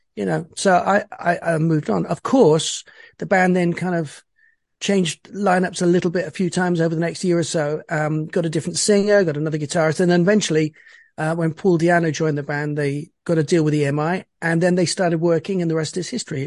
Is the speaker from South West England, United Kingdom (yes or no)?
yes; Bristol, South West England, United Kingdom; I was born in Bristol, which is a, a small town in the west, southwest of England.